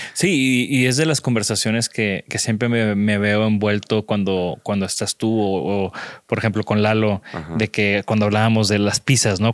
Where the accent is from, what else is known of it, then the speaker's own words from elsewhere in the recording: Tampico, Tamaulipas, Mexico; yo soy de Tampico, yo ah. conozco muy bien esa humedad de la Huasteca